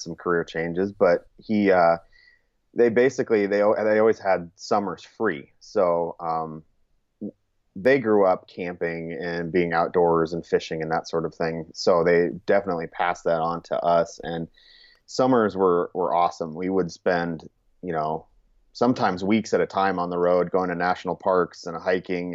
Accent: Churchill, Montana, United States; also born or lived in California; now in Sioux Falls, United States; I was actually born in California, but my mom was originally from Montana. So after about nine years, we moved to Montana, and that's essentially kind of where you know if somebody asked me where did I grow up, I kind of say I say Montana.

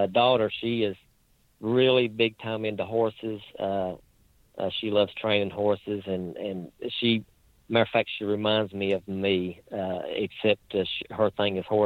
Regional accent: Lebanon, Virginia, United States; accent: hillbilly; If you can't tell by my accent, I'm about as hillbilly as you can get. But I'm pretty proud to be from where I am from

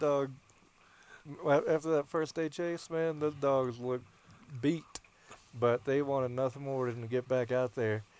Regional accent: the South, United States; moved away; growing up in the South

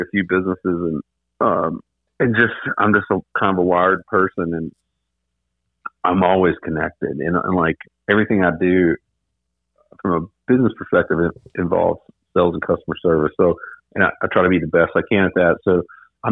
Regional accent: Arkansas, United States; I grew up really poor in Arkansas

